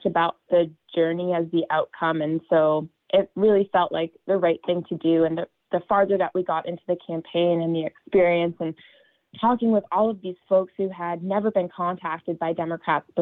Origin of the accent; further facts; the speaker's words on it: United States; my hometown and my home house district, which did vote for Trump in 2016